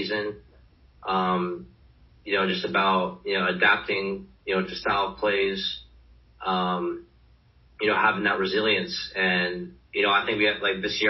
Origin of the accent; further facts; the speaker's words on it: Charlotte, North Carolina, United States; moved away; come back here and, you know, play for my hometown team.